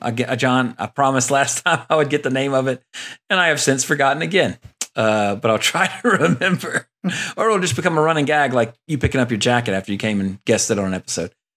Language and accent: English; Louisiana, United States; growing up in Louisiana with a pond in my yard